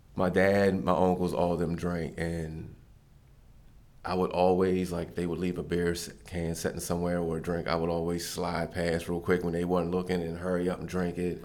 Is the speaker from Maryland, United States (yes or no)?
yes; Westminster, Maryland, United States; I grew up in Westminster, Maryland